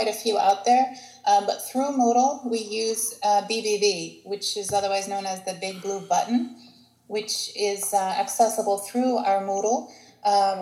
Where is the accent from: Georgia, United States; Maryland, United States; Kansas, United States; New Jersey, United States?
Maryland, United States; Baltimore; moved away as an adult; now in Greece; I am a Greek American, and I've been in Greece for 12 years now, living here. And I'm originally from Baltimore, Maryland